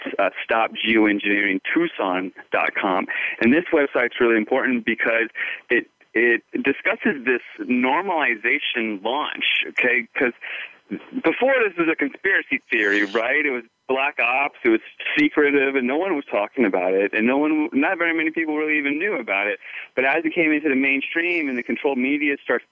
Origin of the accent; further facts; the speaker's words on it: just outside D.C., Northern Virginia, United States; moved away as an adult; also born or lived in California / Vancouver, Canada; now in Sedona, United States; I grew up on the East Coast, just outside D.C.